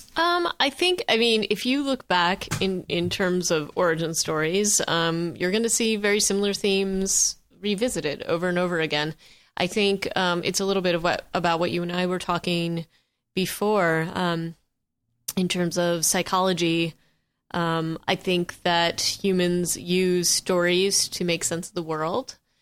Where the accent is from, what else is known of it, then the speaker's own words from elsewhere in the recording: Vermont, United States; I grew up in Vermont